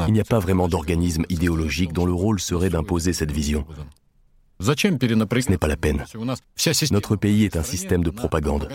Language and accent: French; Russia; Chez nous, en Russie